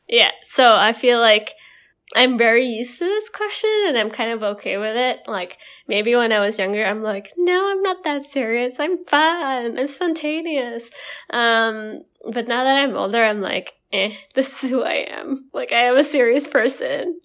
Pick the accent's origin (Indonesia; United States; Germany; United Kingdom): Indonesia; moved away as an adult; growing up, and we were, come from a place where, um, our parents and our school geared us to go to school in Western countries.